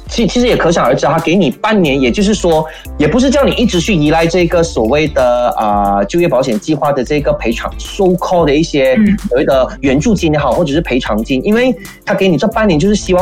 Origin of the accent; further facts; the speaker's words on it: Malaysia; 却没有我们马来西亚人想要去做的